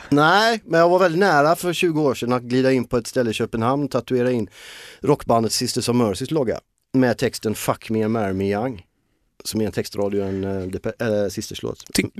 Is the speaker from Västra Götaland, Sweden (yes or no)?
yes; Gothenburg, Västra Götaland, Sweden; accent: Gothenburg dialect (göteborgska); now in Stockholm, Sweden; göteborgskan tappar jag ju aldrig